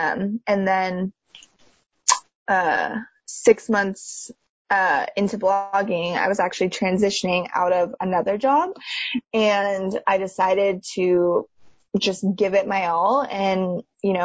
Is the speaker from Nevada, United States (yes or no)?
yes; Reno, Nevada, United States; moved away as an adult; now in Bay Area, United States; I am from Reno, Nevada, which is a bit of like a small town vibe for people that aren't familiar with the area